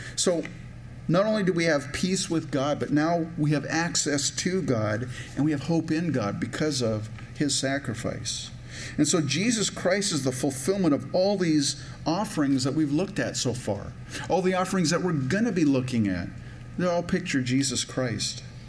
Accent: Minnesota, United States; I'm from Minnesota

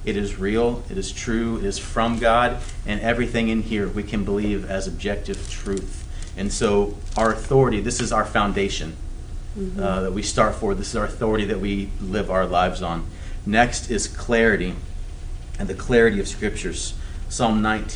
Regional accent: the South, United States; I grew up in the South

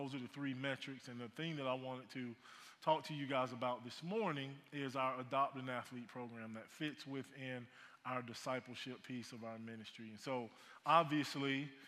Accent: Lakeland, Florida, United States; moved away; also born or lived in Auburn, Alabama; So growing up in the state of Florida, I'm originally from Lakeland, Florida

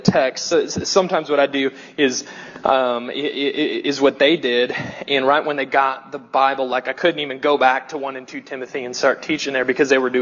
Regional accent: the South, United States; accent: southern; my weird southern accent

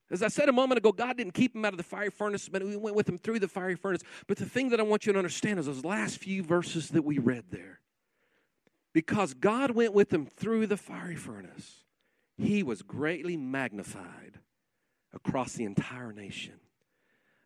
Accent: Guymon, Oklahoma, United States; I'm a kid from Guymon, Oklahoma. I was raised in a pastor's home

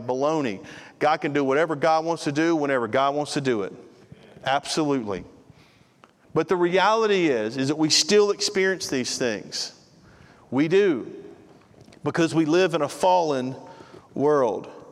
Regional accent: United States; We're an American

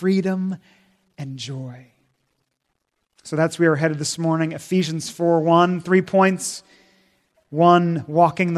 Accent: Washington, United States; moved away; I grew up in Washington State, 3,000 miles away

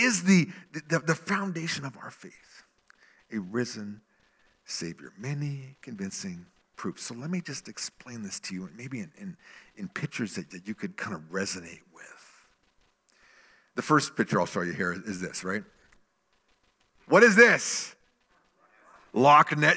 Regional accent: Salmon Arm, British Columbia, Canada; Salmon Arm, where my hometown

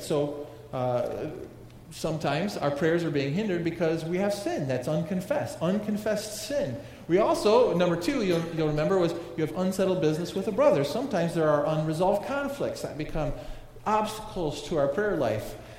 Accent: United States

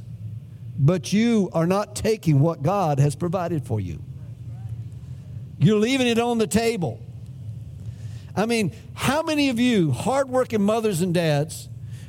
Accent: United States; No, we're not Spanish. We're American.

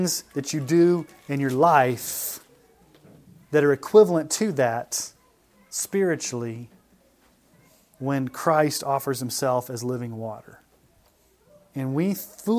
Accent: Colorado, United States; I'm from Colorado

